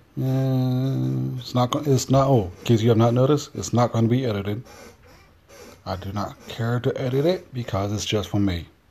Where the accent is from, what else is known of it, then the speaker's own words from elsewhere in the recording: North Carolina, United States; I'm from North Carolina, so which is why my uh, voice sounds a little bit weird to those Yankees